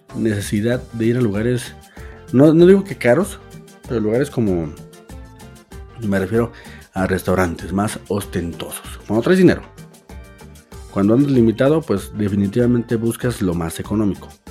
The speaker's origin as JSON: {"language": "Spanish", "region": "Aguascalientes", "country": "Mexico", "said": "soy un chilango de Aguascalientes"}